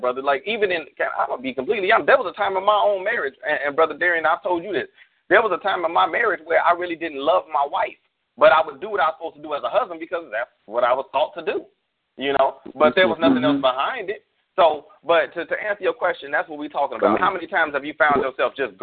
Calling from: Arizona, United States; Arizona, my home state currently.

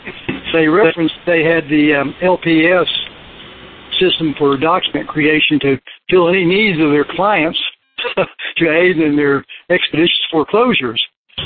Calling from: Las Vegas, Nevada, United States; Oh, well, I'm near Las Vegas, Nevada, presently

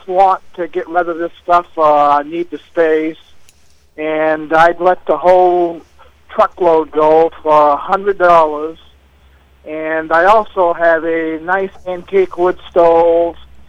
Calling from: East Dixfield, Maine, United States; and I'm calling from East Dixfield.

